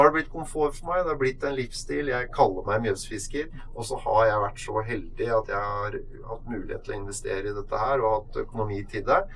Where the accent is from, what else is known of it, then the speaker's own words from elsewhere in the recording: Hamar, Innlandet, Norway; also born or lived in Oslo; Jeg er jo fra Hamar